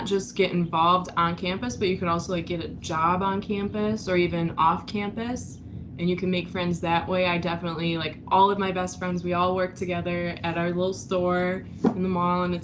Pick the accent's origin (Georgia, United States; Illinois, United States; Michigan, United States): Michigan, United States; Port Huron; I'm from Port Huron. If anybody knows where that's at, that's like here in the thumb, across from Canada